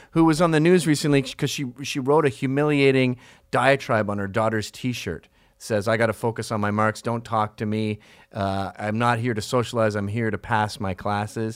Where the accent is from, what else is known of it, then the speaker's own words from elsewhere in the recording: Canada; I grew up in Canada